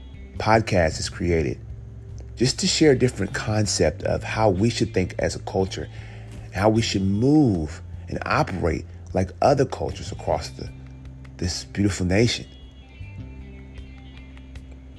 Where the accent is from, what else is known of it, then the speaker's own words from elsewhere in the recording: United States; me being African American